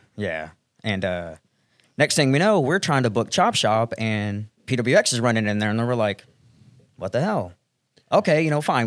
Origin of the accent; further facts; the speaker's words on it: Fayetteville, Arkansas, United States; moved away as an adult; now in Charlotte, United States; grew up right in the Ozarks